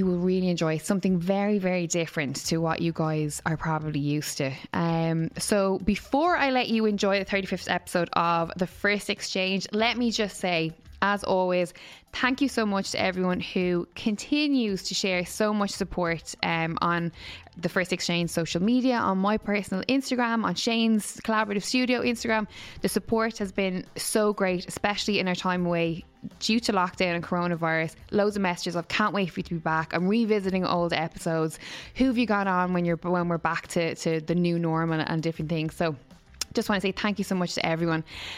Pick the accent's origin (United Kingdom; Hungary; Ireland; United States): Ireland; especially being Irish and having the repression, the burden of Catholicism.